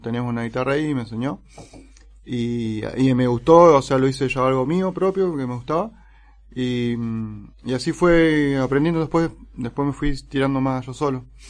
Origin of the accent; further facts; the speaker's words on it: Neuquén, Argentina; also born or lived in San Rafael, Mendoza; now in Mendoza, Argentina; yo nací en San Rafael, y a los poquitos días me llevaron para Neuquén. Y ahí viví casi toda mi vida